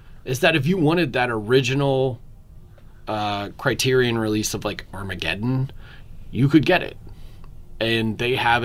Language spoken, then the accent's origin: English; Philadelphia, Pennsylvania, United States; moved away; I'm from Philadelphia originally